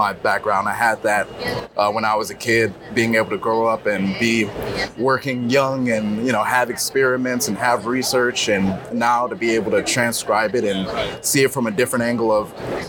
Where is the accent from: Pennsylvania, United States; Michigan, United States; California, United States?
Michigan, United States; Detroit; I'm from Detroit, Michigan